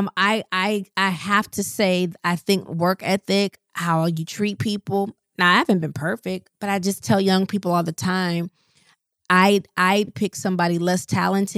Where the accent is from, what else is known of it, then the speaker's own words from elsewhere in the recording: Rockford, Illinois, United States; moved away as an adult; I'm from Rockford, Illinois. Like, it's not even Chicago